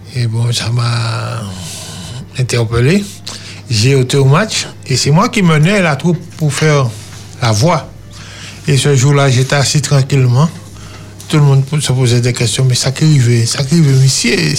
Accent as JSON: {"language": "French", "town": "Trinité", "country": "Martinique", "tie": "born or raised there", "also_born_or_lived": "French Guiana", "moved": "as an adult", "said": "Je suis natif de Trinité."}